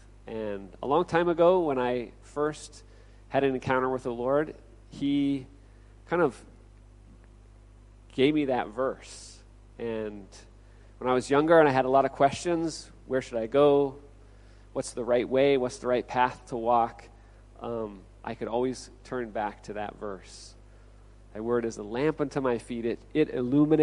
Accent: Olympia, Washington, United States; moved away as an adult; also born or lived in Okinawa, Japan; now in Chiang Mai, Thailand; I'm originally from Olympia, Washington

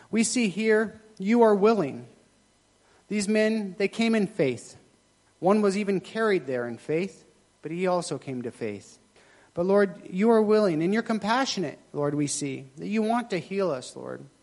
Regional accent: Thailand; I'm Thai, so my family's Buddhist, but I'm not really kind of Buddhist. I just, you know, I was raised in Thailand, so that's kind of what I am.

